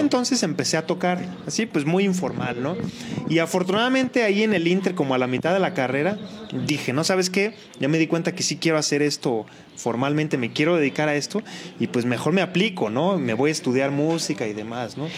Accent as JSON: {"language": "Spanish", "region": "Colima", "country": "Mexico", "said": "yo soy de Colima"}